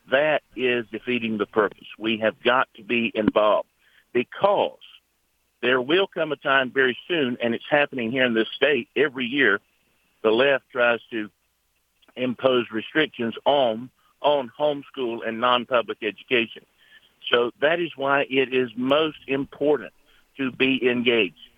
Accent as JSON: {"language": "English", "region": "North Carolina", "country": "United States", "said": "I'm an American, and I cannot uh, imagine what my children are going to face"}